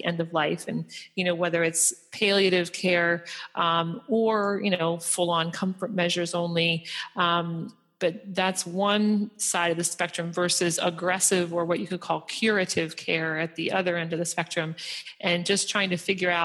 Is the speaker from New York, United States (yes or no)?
no; Philadelphia, Pennsylvania, United States; now in Boston, United States; I'm from Philadelphia and I live in Boston